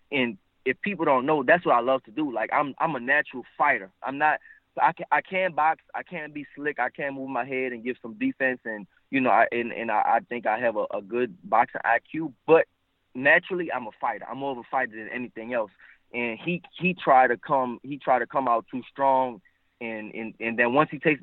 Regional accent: United States; also born or lived in New Orleans, Louisiana / Houston, Texas; I'm from New Orleans / Houston

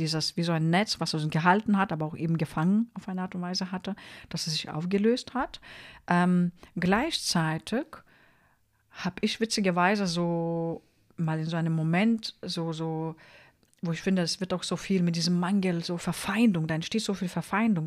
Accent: Lithuania; moved away; also born or lived in Mannheim; ich bin ja eine Litauerin

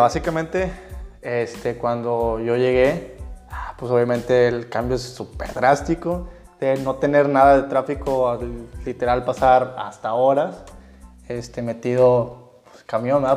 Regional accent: Tamaulipas, Mexico; moved away as an adult; now in Monterrey, Mexico; yo soy originario de Tamaulipas, Mate Tamaulipas

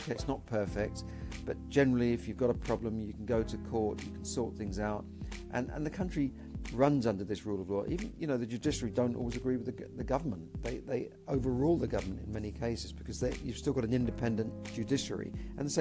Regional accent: London, United Kingdom; So I was born in the UK, I was born in London

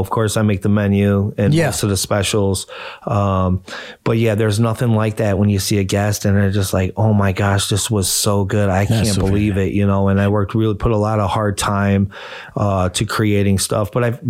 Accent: Cleveland, Ohio, United States; born and raised on West 44th

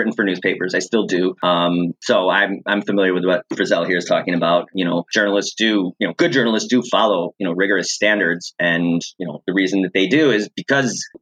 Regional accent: United States; as an American

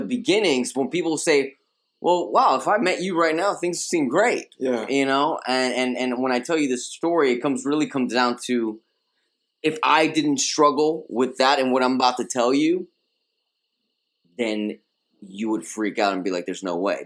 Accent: New York City, New York, United States; first language Spanish; English is a second language; I was uh, born and raised in Queens, uh, Queens, New York.

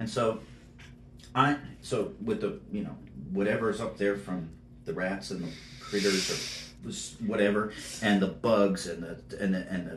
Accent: South Florida, United States; moved away as an adult; also born or lived in Astoria, Queens, New York; now in Nashville, United States; I grew up in South Florida all my school age years

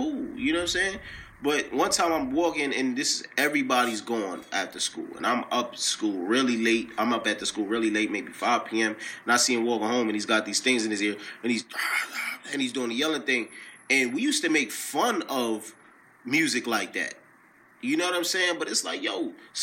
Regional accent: Peekskill, New York, United States; now in White Plains, United States; I'm from Peekskill, New York, but I live in White Plains, New York right now

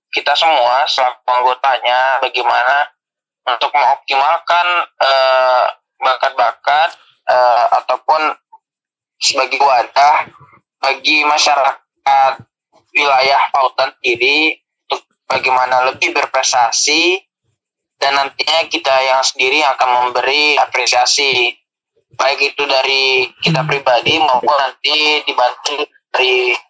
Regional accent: Pekanbaru, Riau, Indonesia; Untuk asal sendiri seperti di awal tadi, asal aku dari Pekanbaru, lahir di Pekanbaru, besar di Pekanbaru

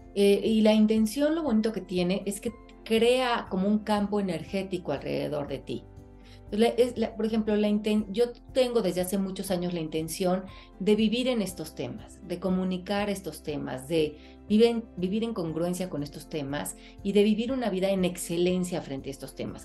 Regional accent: Mexico; moved away; cuando voy a México a trabajar, que pues es mi país natal

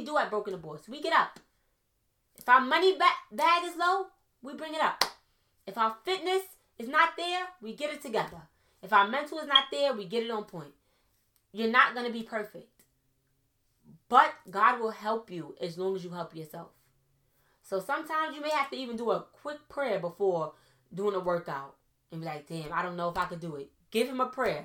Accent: New York City, New York, United States; also born or lived in Trinidad and Tobago; I'm from Brooklyn

